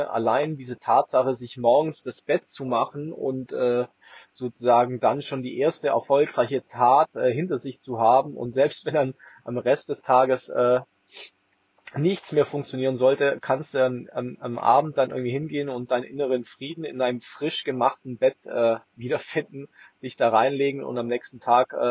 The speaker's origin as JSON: {"language": "German", "region": "Swabia", "country": "Germany", "said": "wenn du aus dem tiefsten München oder tiefsten bayerischen Dorf oder schwäbischen Dorf, wo ich herkomme, dann mal nach Berlin gehst"}